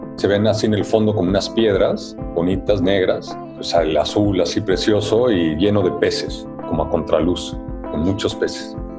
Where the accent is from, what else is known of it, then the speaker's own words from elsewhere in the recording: Mexico City, Mexico; aunque nací en Ciudad de México